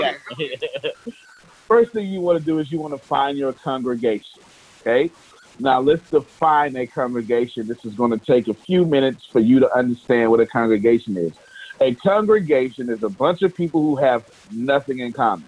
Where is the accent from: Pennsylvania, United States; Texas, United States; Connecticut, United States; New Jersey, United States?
Texas, United States; I'm from Texas